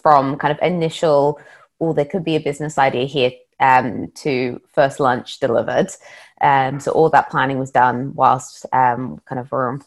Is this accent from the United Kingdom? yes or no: no; Australia; moved away; I'm originally from Australia, and back in Australia, I actually trained as a chef